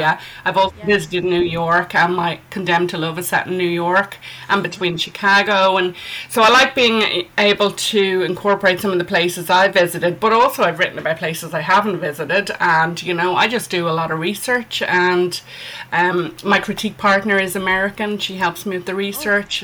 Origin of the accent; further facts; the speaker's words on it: Ireland; I'm an Irish author.